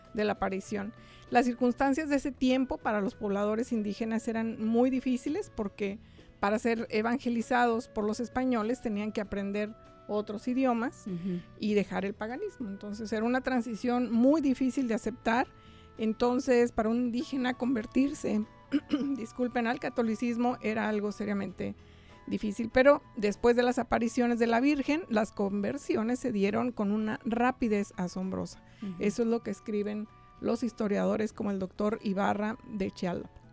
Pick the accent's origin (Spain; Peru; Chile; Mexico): Mexico; moved away as an adult; now in United States; pero somos mexicanos y somos guadalupanos ante todo.